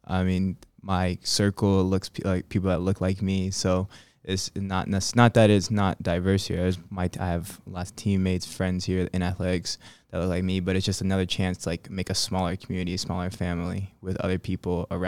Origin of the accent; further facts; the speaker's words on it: Birmingham, Alabama, United States; born there; I was born in Alabama, from Birmingham, born in Birmingham, Alabama. So excuse to, I guess, return to my birth state at the same time.